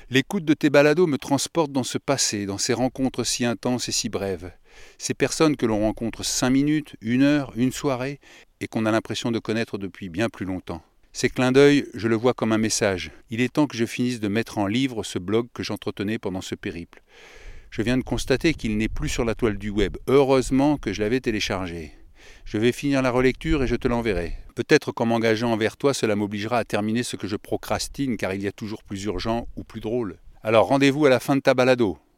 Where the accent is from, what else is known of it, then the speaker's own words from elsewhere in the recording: Grand Est, France; Tu m'accueillis dès le départ car je suis originaire de Meuse.